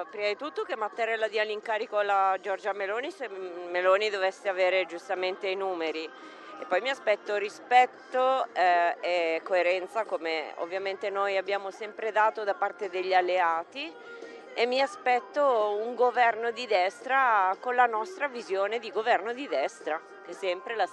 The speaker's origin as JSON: {"language": "Italian", "town": "Gallarate", "region": "Lombardy", "country": "Italy", "said": "Da Gallarate, Circolo Fratelli Italia Gallarate."}